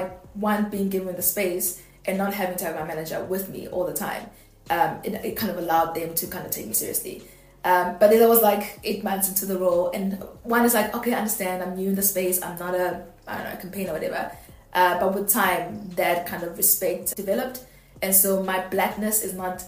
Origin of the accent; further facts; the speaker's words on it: South Africa; I'm black and I'm South African